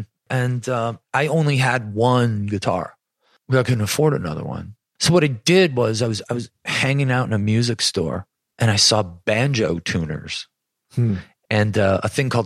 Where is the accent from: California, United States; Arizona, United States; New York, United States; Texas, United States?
New York, United States; Buffalo; growing up in Buffalo